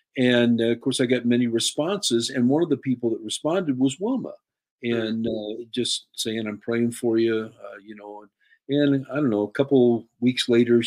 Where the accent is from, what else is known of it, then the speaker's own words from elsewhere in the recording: Pekin, Illinois, United States; My parents started attending the Assembly of God Church in my hometown of Pekin when I was just about 4 months old